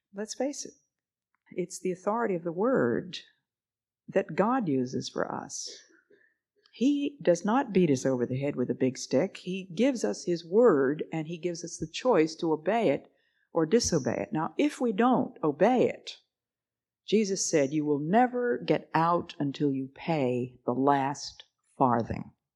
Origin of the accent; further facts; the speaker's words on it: the East, United States; I'm from the East